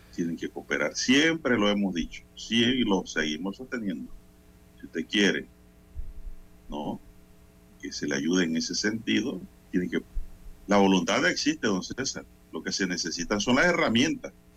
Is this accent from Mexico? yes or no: no; Panama; como panameño